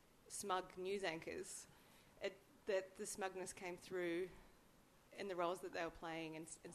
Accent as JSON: {"language": "English", "country": "New Zealand", "moved": "yes", "lives_now": "Australia", "said": "as a New Zealander who didn't grow up with Mr. Squiggle"}